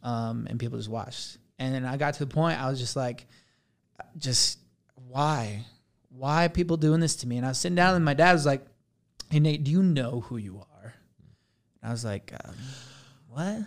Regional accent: Blanding, Utah, United States; I'm from Blanding, Utah

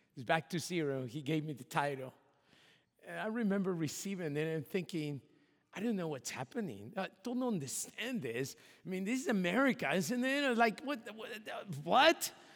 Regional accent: Mexico; moved away; my hometown in Mexico

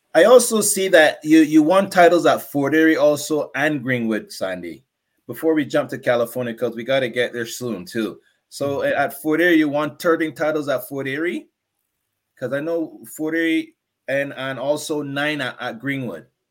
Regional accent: Barbados; Barbadian guy

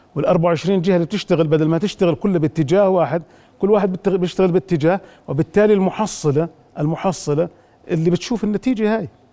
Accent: Jordan; also born or lived in Abu Dhabi; عندنا في الأردن

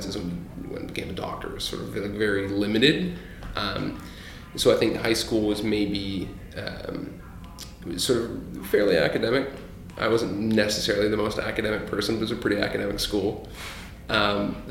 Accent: Paris, Ontario, Canada; also born or lived in Hamilton, Ontario / Halifax, Nova Scotia; I grew up really in like a small town, Paris, Ontario

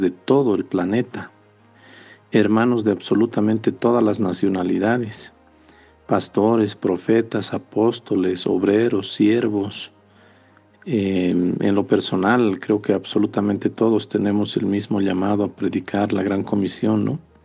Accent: Potosí, Bolivia; also born or lived in Sucre; yo soy potosino

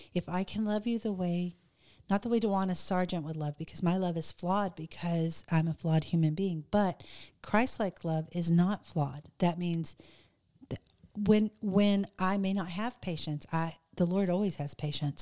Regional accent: the South, United States; I'm from the South, so we say the word ugly for mean

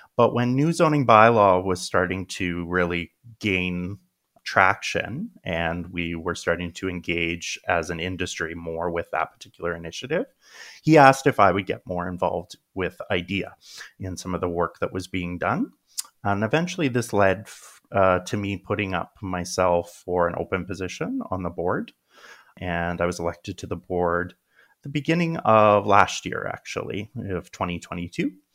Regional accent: Regina, Saskatchewan, Canada; moved away as an adult; also born or lived in United Kingdom; now in Edmonton, Canada; my first couple of degrees were in my hometown in Regina, Saskatchewan

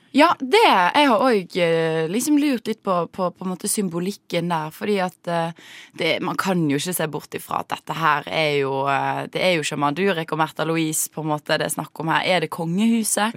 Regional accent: Western Norway, Norway; now in Oslo, Norway; vi er vestlendinger

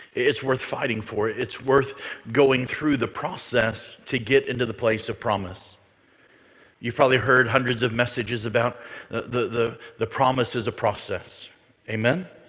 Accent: United States; as an American

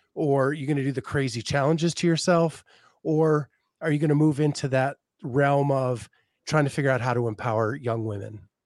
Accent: Northeast, United States; moved away as an adult; also born or lived in Tallahassee, Florida; growing up in the Northeast

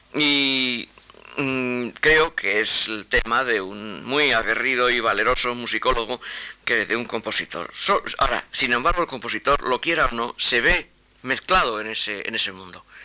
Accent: Spain; first language Spanish; yo soy español

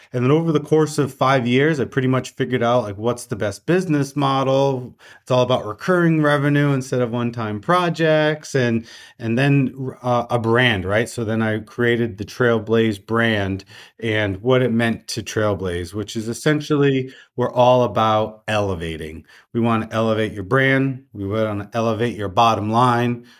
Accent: Rhode Island, United States; I'm a true Rhode Islander, I stay within the state.

